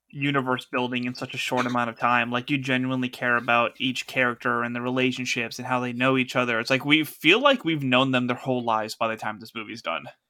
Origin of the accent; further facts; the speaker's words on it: United States; we, as an American audience